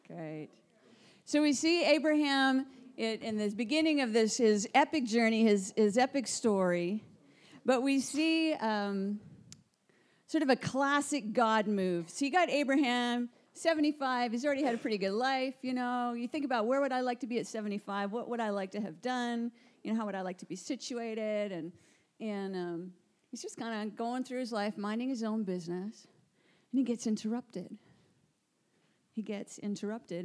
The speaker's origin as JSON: {"language": "English", "country": "Canada", "moved": "as an adult", "lives_now": "Guildford, United Kingdom", "said": "I am from Canada. Moved recently to the UK about seven months ago"}